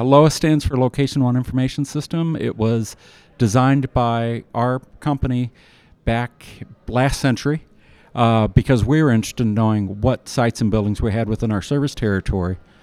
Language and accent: English; Iowa, United States; now in Kansas City, United States; I'm from Iowa